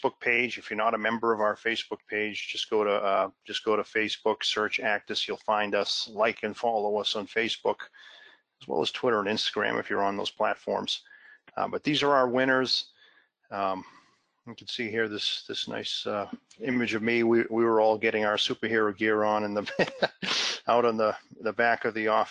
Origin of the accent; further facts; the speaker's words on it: Massachusetts, United States; my home state of Massachusetts